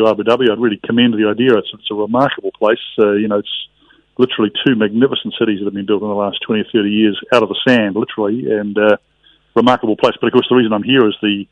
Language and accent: English; New Zealand; as a New Zealander